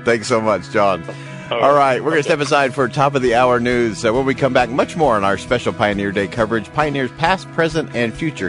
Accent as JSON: {"language": "English", "town": "Holladay", "region": "Utah", "country": "United States", "tie": "born or raised there", "said": "I grew up in the Holiday area, and I remember the floods of 83"}